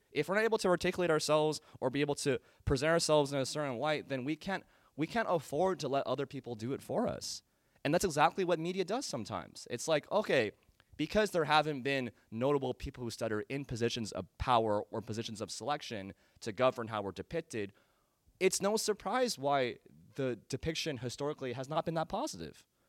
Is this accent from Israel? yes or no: no; Danville, California, United States; growing up in Danville, California